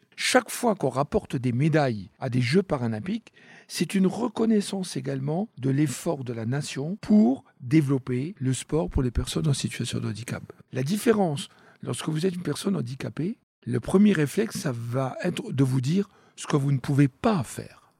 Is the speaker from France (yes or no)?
yes; France; chez nous en France